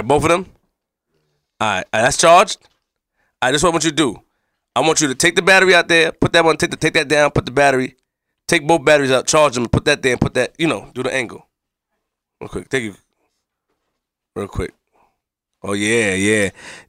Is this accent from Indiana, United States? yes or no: no; Queens, New York, United States; Nobody not put me in perspective. I'm from Queens.